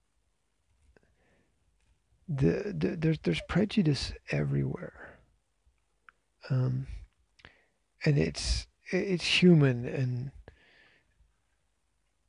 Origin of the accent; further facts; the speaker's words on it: Scotland, United Kingdom; I'm Scottish